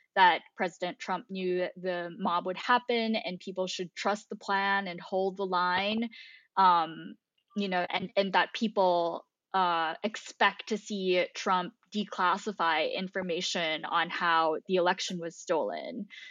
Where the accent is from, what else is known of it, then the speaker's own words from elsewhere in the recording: Philippines; now in United States; I grew up in the Philippines